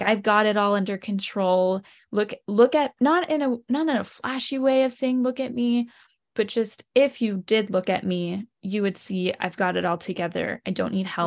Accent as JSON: {"language": "English", "town": "Lancaster", "region": "Pennsylvania", "country": "United States", "tie": "born or raised there", "said": "I grew up in Lancaster, Pennsylvania"}